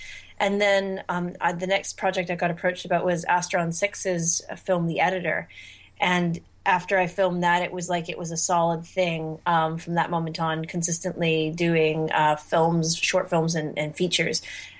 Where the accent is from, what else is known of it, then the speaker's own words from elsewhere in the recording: Canada; I'm Canadian now anyway.